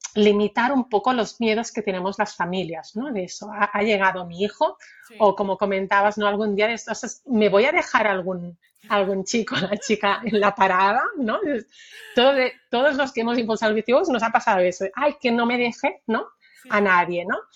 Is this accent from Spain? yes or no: yes; Barcelona, Catalonia, Spain; soy nacida en Barcelona, también eh, estuve ah, con mis primeros años viviendo ¿no? en Barcelona